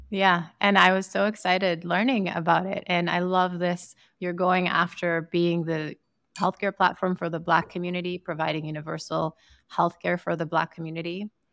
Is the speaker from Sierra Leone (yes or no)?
yes; Sierra Leone; moved away; I'm from Sierra Leone in West Africa